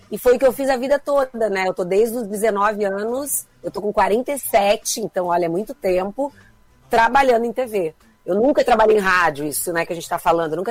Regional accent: Criciúma, Santa Catarina, Brazil; sempre gente de Criciúma, assim, é uma coisa é, é um amor que me acompanha e onde quer que eu vá, eu sou de Criciúma, sabe?

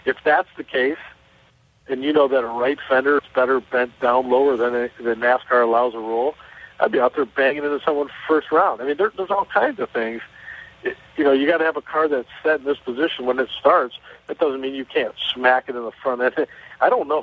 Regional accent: Chicago, Illinois, United States; I'm from Chicago

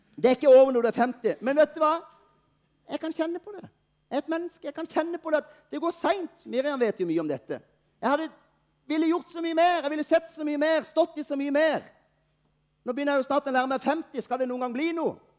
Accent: Norway; Vi er nordmenn

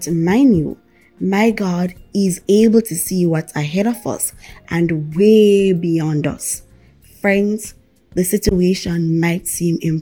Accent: Jamaica; I am from Jamaica

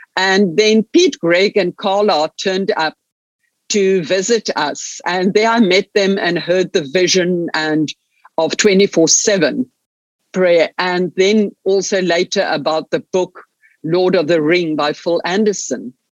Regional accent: Stellenbosch, Western Cape, South Africa; also born or lived in Munich, Germany; I was born here in Stellenbosch in the winelands in the Cape, in uh, southern part of South Africa. Grew up here

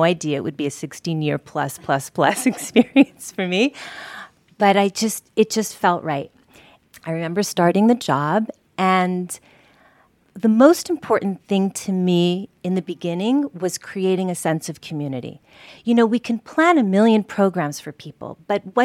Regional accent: Canada; born or raised there; moved away as an adult; also born or lived in Paris, France / Israel

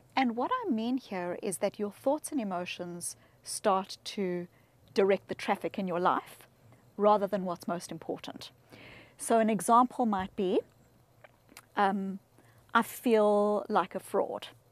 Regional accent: South Africa; I grew up in South Africa

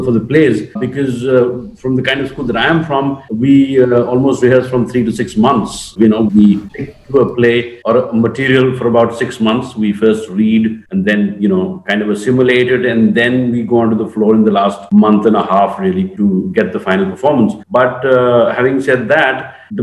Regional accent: Eastern Uttar Pradesh, India; I come from Eastern UP

